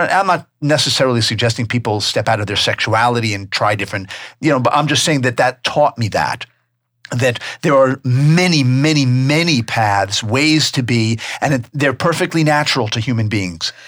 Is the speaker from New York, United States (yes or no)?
yes; New York, United States; also born or lived in Tucson; now in North Carolina, United States; I'm from New York